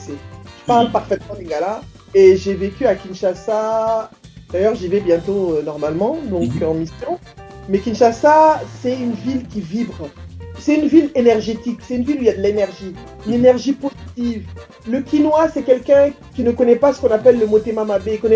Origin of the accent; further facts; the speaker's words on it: Abidjan, Côte d’Ivoire; moi j'ai grandi donc euh, à Abidjan en fait, hein.